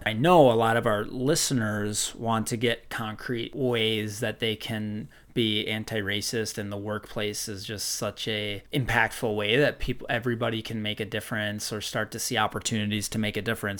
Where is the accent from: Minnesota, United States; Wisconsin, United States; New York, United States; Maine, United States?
Minnesota, United States; growing up in Minnesota